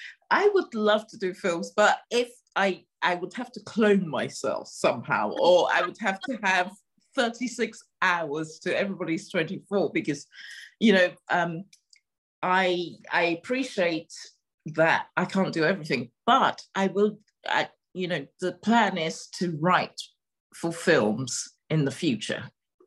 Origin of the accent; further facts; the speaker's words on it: Nigeria; also born or lived in Togo; I grew up in West Africa, and part my family, even though my family is Ghanaian, my grandfather had a business in Nigeria, so I grew up in Nigeria for a little while. I also grew up a little bit in Togo.